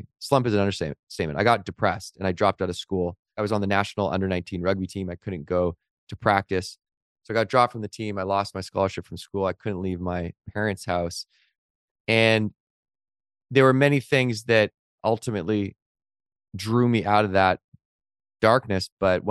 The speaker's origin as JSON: {"language": "English", "town": "Victoria", "region": "British Columbia", "country": "Canada", "tie": "born or raised there", "said": "I knew of them because Victoria, where I grew up by Vancouver in Canada, is a small town."}